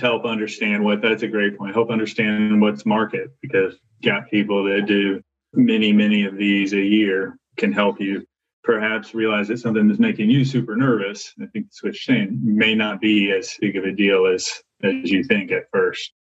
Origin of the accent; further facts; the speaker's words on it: Arkansas, United States; I grew up in Arkansas